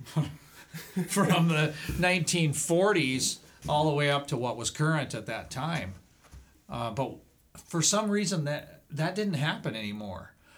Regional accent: Cedar Rapids, Iowa, United States; moved away as an adult; I'm originally from Cedar Rapids

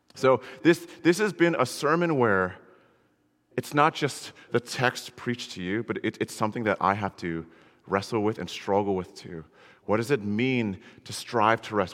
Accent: Connecticut, United States; I grew up in Connecticut, you know, there's nothing cool there

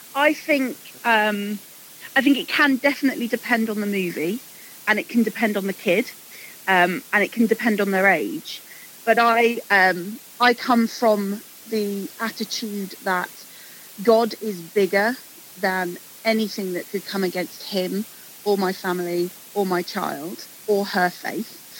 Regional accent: England, United Kingdom; Growing up in England

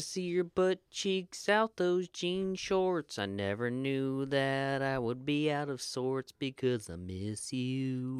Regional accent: United States; I grew up in the Panhandle

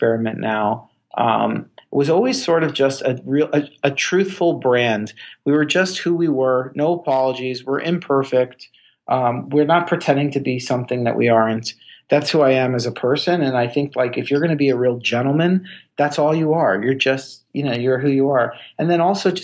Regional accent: Miami Beach, Florida, United States; moved away as an adult; also born or lived in Indiana / Chicago; I was born and raised in Miami Beach

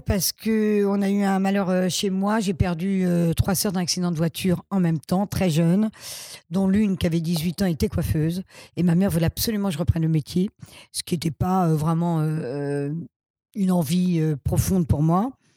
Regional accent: Paris, Île-de-France, France; je suis né à Paris 12e et je suis, euh, j'ai vécu à Paris qu'à Paris

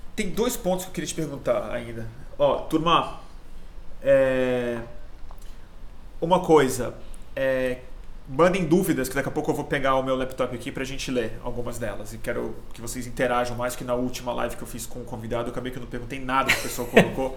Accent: Brazil; como brasileiro viciado em mídia estrangeira

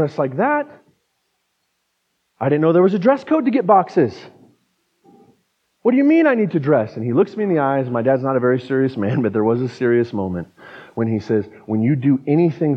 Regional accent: Pueblo, Colorado, United States; now in Fort Collins, United States; I'm from Pueblo

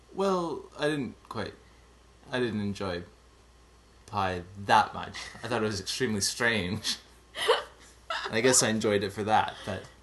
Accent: Montreal, Quebec, Canada; now in Zurich, Switzerland; I'm originally from Montreal, but I'm currently living in Switzerland.

